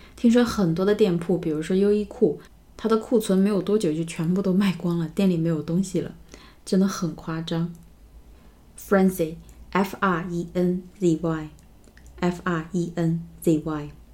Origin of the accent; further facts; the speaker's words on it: China; 我们中国人真的是无处不在